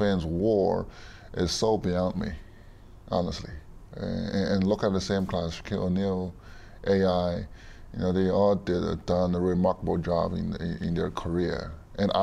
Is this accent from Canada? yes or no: no; China; moved away as an adult; I grew up in this system.